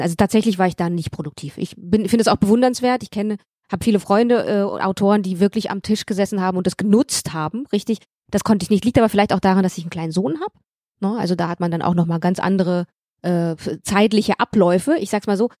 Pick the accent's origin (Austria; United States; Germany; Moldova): Moldova; moved away; wie viel komme ich denn aus Moldawien?